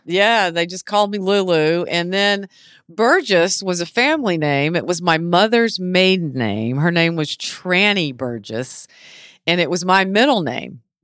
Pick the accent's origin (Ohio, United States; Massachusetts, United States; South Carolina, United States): South Carolina, United States; Beaufort; also born or lived in Charleston / New York City; I was born and raised here in Beaufort